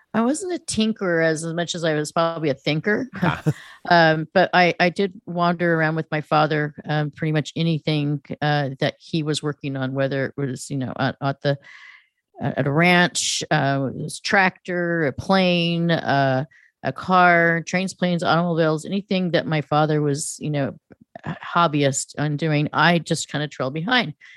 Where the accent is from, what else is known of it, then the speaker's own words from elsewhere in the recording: near Stanford and UC Berkeley, California, United States; growing up in California, in proximity of of Stanford and UC Berkeley.